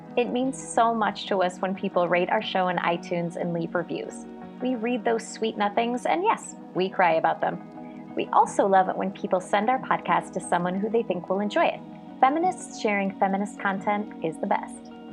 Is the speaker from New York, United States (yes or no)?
no; California, United States; I'm from California, and I love it here